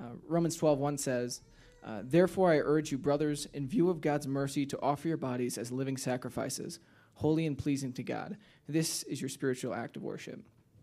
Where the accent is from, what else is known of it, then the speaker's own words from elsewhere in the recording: Michigan, United States; So I'm from Northern Michigan.